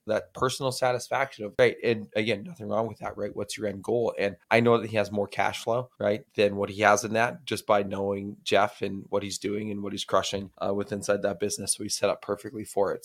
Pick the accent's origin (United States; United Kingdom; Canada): Canada; Alberta; I'm from Alberta, which is straight north of Montana